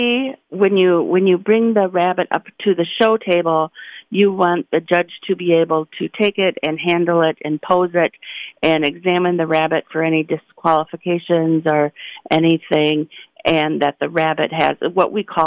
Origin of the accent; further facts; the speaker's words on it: Trumbull County, Ohio, United States; I'm from Trumbull County